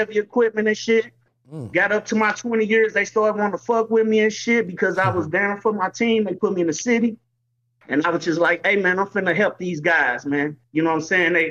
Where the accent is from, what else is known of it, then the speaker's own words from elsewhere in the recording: St. Louis, Missouri, United States; moved away as an adult; now in Las Vegas, United States; I grew up in St. Louis